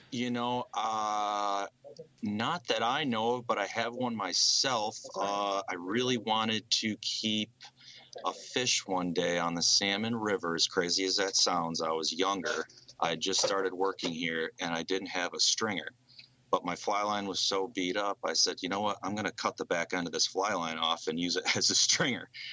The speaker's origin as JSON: {"language": "English", "town": "Tully", "region": "New York", "country": "United States", "tie": "born or raised there", "also_born_or_lived": "Cortland, New York", "said": "I grew up about 10 minutes north in Tully, New York, on a small lake"}